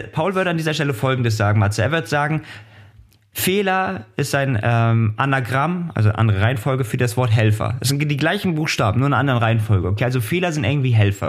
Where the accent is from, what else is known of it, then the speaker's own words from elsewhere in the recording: Hamburg, Germany; now in Kiel, Germany; für mich ja Hamburg der Ort, wo ich herkomme